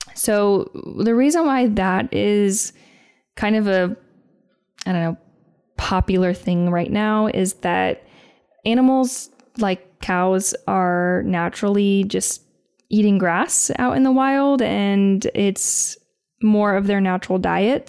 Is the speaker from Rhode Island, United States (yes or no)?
no; Indiana, United States; moved away; I would be in Indiana eating a Me- Mexican avocado